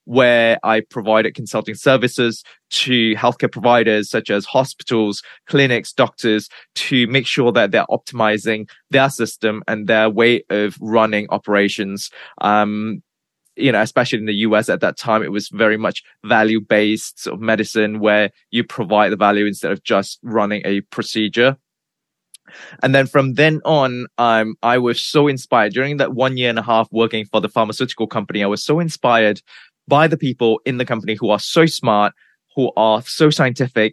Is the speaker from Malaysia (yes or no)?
yes; Malaysia; moved away as an adult; also born or lived in Nottingham, United Kingdom / New York, United States; So I was born and bred in Malaysia. I grew up in Malaysia until I was 20 years old.